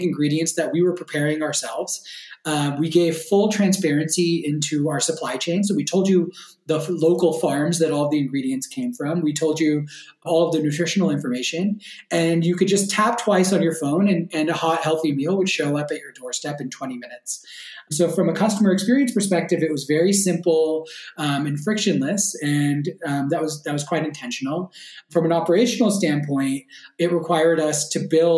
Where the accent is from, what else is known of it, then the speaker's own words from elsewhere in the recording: Bay Area, California, United States; moved away as an adult; also born or lived in New York / Los Angeles / San Francisco; now in Berlin, Germany; I grew up in the Bay Area in California